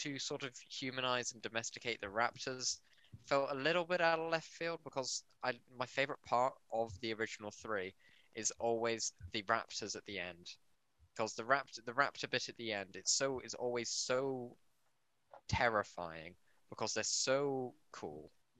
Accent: United Kingdom; Am I your first British guest? Yes. I'm as British as it gets

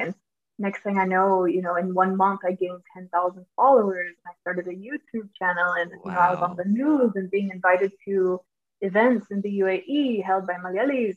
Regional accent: Georgia, United States; first language English; moved away; growing up in Georgia, we had a large uh, Hispanic population.

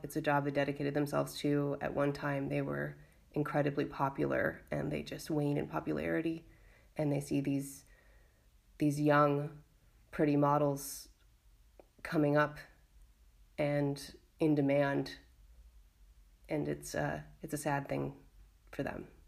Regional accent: United States; now in Valencia, Spain; I'm an American artist and feminist activist living in Valencia, Spain

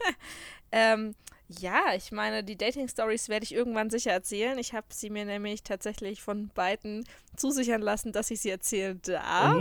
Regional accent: Würzburg, Bavaria, Germany; moved away as an adult; also born or lived in Rhineland-Palatinate; now in Munich, Germany; ich bin ja in der Rheinland-Pfalz geboren. Ja. Und bin mit sechs Jahren nach Würzburg gezogen

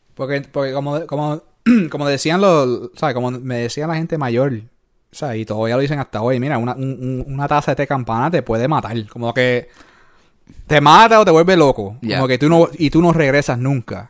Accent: Puerto Rico; moved away; also born or lived in New York; nosotros somos de ahí, de Puerto eh, Rico

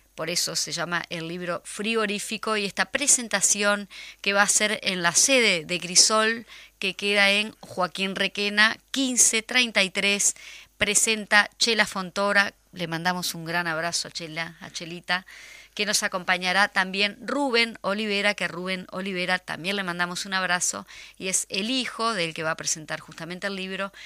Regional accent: Canelones, Uruguay; municipio de Canelones, mi pueblo, mi, mi ciudad, mi gran, mi nada, mi todo

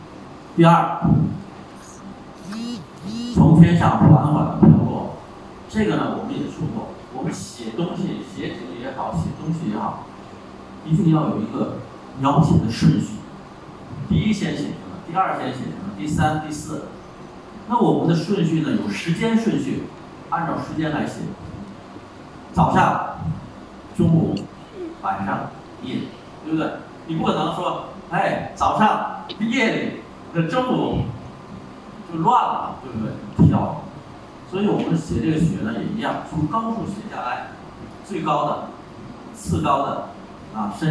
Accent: China; 我们中国人有句话，

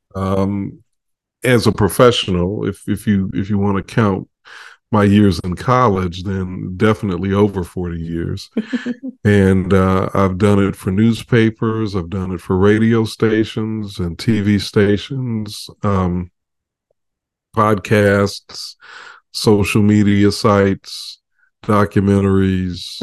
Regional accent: Chicago, Illinois, United States; I grew up in Chicago

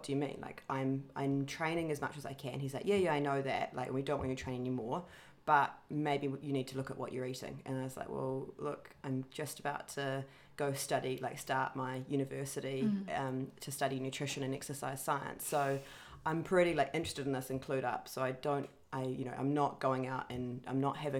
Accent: New Zealand; moved away; my home country of New Zealand

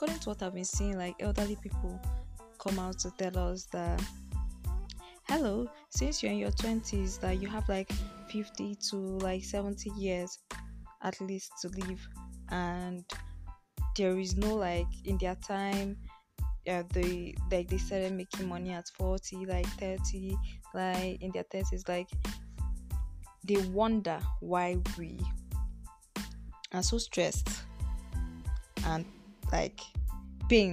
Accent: Nigeria; I'm from Nigeria

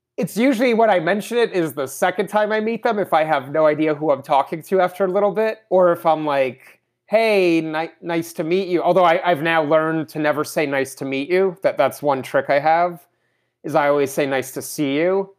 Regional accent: Russia; I was born in Russia

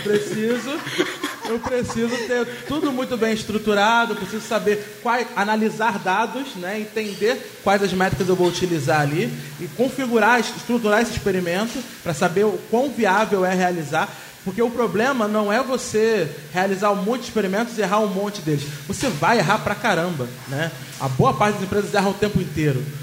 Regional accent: Rio de Janeiro, Brazil; eu sou carioca

